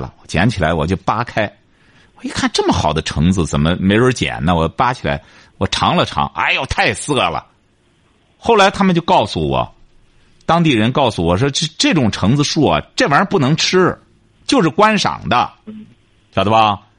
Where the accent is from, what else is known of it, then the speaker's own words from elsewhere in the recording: China; 我是觉得你作为一个中国人也好，什么也好，你到国外，特别是我们中国人，他和他这个欧洲人啊，他很难融到一块儿。